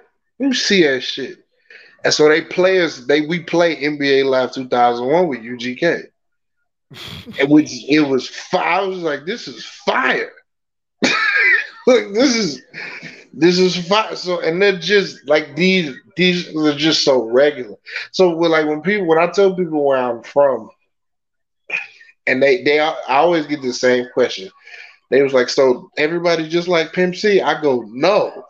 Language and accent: English; Puerto Rico; Yeah, it's like where I'm from Puerto Rico, right?